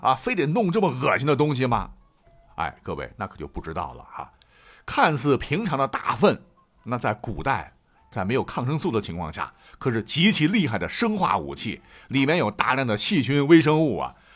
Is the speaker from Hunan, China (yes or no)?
no; Shandong, China; 我们山东人